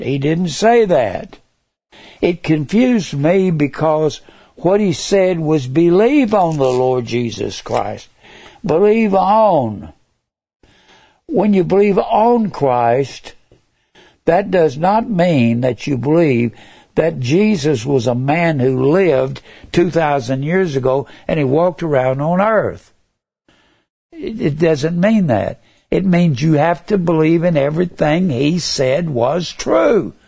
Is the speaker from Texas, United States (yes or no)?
yes; Dallas, Texas, United States; I was born in Dallas, Texas. May 16th, 1939. I will be 82 come this May. I was born in Dallas. And I grew up